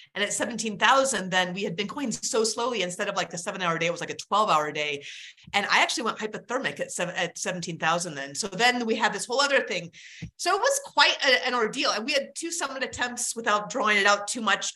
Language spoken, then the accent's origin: English; Alaska, United States; I grew up in Alaska